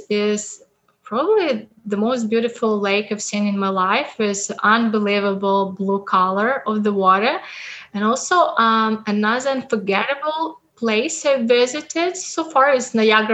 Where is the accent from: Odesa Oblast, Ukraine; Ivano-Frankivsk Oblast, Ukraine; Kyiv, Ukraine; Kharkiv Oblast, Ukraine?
Ivano-Frankivsk Oblast, Ukraine; Western Ukraine; moved away as an adult; now in Regina, Canada; I'm from Western Ukraine with beautiful rivers, lakes, and mountains.